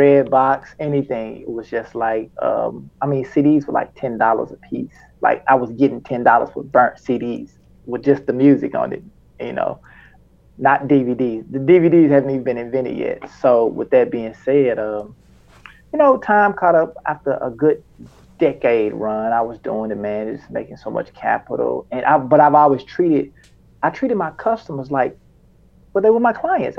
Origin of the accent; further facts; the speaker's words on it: Memphis, Tennessee, United States; I'm from Memphis